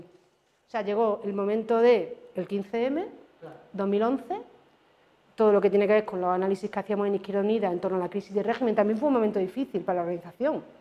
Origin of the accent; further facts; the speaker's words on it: Córdoba, Andalusia, Spain; soy de Córdoba. Entonces, los que somos de Córdoba, las que somos de Córdoba